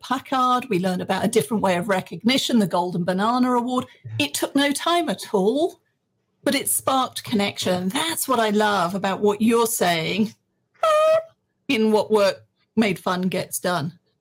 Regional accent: England, United Kingdom; moved away as an adult; now in Texas, United States; I was born in England.

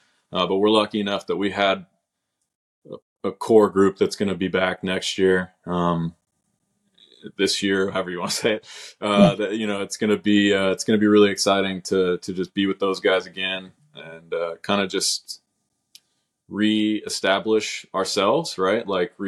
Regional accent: Oklahoma City, Oklahoma, United States; born and raised in Oklahoma City

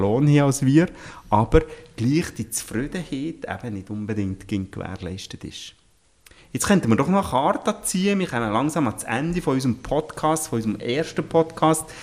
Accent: Switzerland; ich bin am Coiffeurgeschäft aufgewachsen

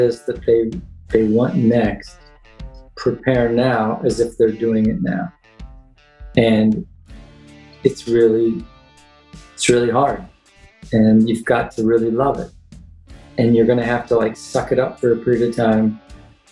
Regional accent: Kansas, United States; moved away as an adult; also born or lived in Indiana; I grew up in Kansas, born and raised

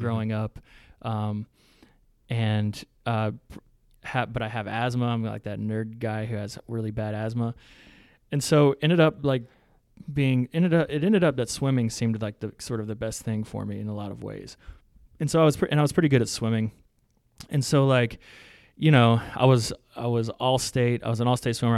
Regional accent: Louisiana, United States; I'm from Louisiana, I got a bunch of cousins who are, who are cattle folk.

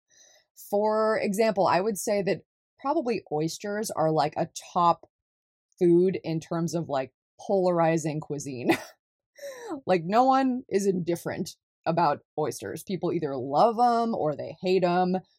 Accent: California, United States; moved away as an adult; also born or lived in Deep South; I was born and raised in California

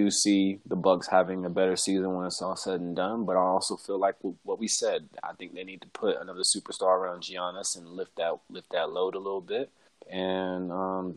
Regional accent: California, United States; my home state, California

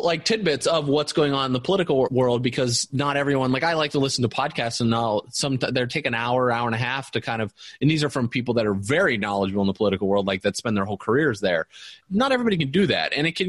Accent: Indiana, United States; Just because of growing up in Indiana for me, being in manufacturing my whole life

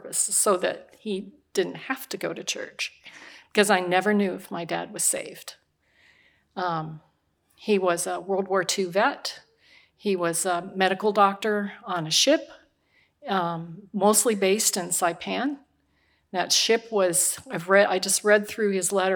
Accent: Omaha, Nebraska, United States; moved away; I was raised in Omaha, Nebraska

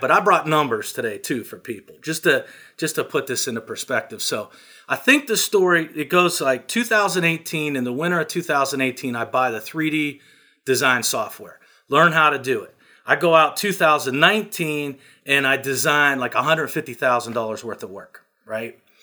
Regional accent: small town near Pittsburgh, Pennsylvania, United States; I'm from a small town. I'm not a suburb of Picks, Pittsburgh. I'm the next step down. You know, there's fifteen thousand people in my hometown.

